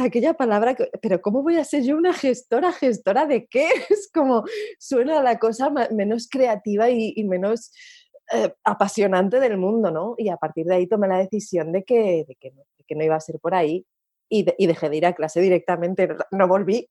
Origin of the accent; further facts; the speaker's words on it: Asturias, Spain; yo soy asturiana y allí es como hacemos los diminutivos de los nombres